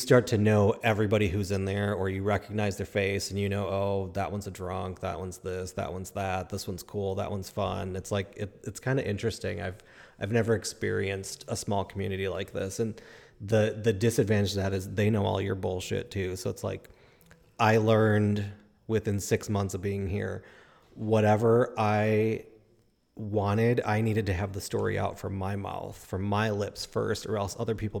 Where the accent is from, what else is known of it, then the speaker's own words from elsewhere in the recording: Chicago, Illinois, United States; moved away; I grew up in Chicago